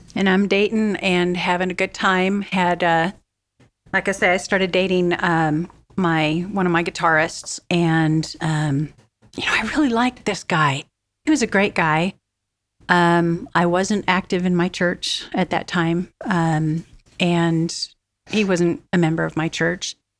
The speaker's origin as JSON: {"language": "English", "town": "Vernal", "region": "Utah", "country": "United States", "tie": "born or raised there", "said": "We grew up in the armpit. of Vernal, well, it's Vernal, Utah"}